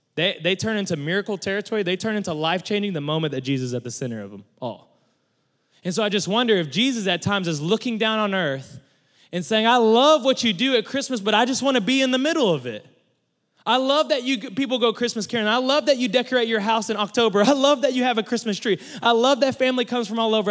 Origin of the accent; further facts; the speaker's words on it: Mustang, Oklahoma, United States; I'm from Mustang, Oklahoma